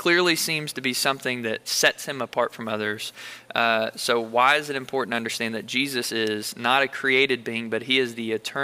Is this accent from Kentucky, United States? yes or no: yes; Bullitt County, Kentucky, United States; I'm from Bullitt County